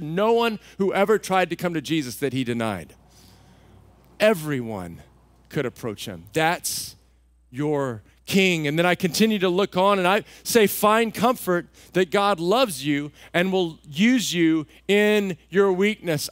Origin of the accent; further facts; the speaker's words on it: Texas, United States; moved away; I grew up in Texas